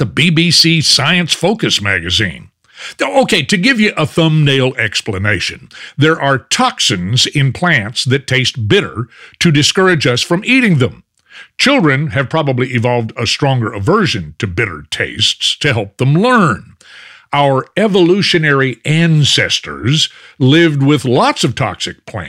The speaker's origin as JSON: {"language": "English", "town": "Fort Worth", "region": "Texas", "country": "United States", "tie": "born or raised there", "said": "my hometown of Fort Worth"}